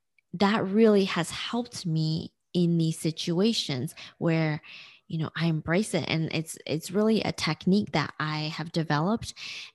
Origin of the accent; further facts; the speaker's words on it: Nanjing, Jiangsu, China; born there; And so I was born in Nanjing, China. That's where my story begins.